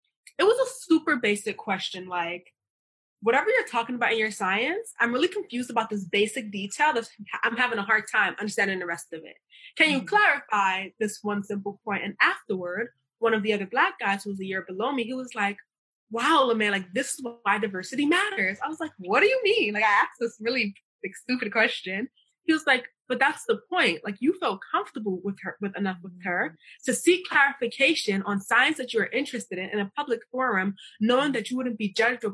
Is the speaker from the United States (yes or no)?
yes; New York, United States; moved away as an adult; now in Sydney, Australia; I grew up in Brooklyn, which is very diverse.